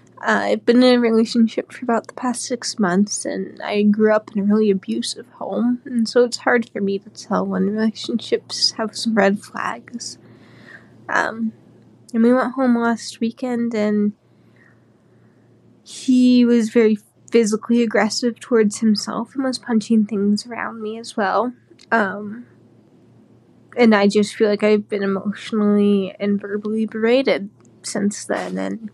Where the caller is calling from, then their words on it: Iowa, United States; I'm one of your premium subscribers and I'm calling from Iowa.